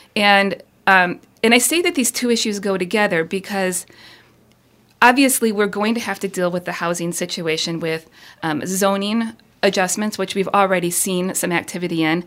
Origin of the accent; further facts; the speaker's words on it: Ann Arbor, Michigan, United States; moved away as an adult; also born or lived in East Coast; now in Houghton, United States; I was born and raised downstate in the Ann Arbor area